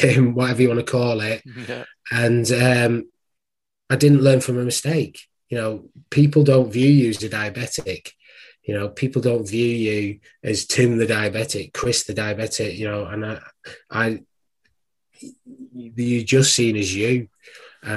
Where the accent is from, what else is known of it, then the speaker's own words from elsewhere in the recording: Wigan, North West England, United Kingdom; moved away; also born or lived in Worcester; I'm actually from Wigan.